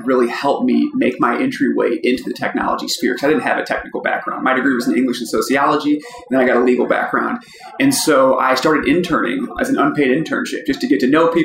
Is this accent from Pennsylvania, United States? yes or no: no; St. Louis, Missouri, United States; I'm from St. Louis. I grew up here.